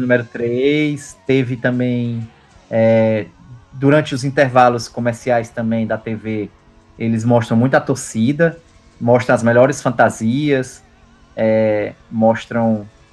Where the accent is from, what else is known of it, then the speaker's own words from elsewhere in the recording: Fortaleza, Ceará, Brazil; Castelão lá em Fortaleza, que é de onde eu venho